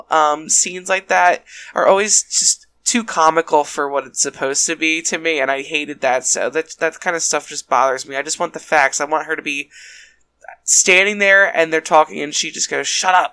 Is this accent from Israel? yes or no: no; Ireland; I'm Irish